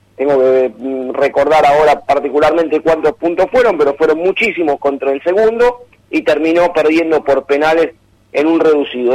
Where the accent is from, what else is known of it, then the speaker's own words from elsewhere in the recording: Argentina; como somos los argentinos, como somos los argentinos